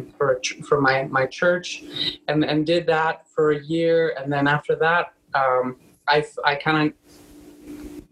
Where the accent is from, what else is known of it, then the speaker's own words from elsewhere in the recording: Texas, United States; moved away; also born or lived in Mexico; I was born in Mexico, but I grew up in Texas. And so all my family's back there.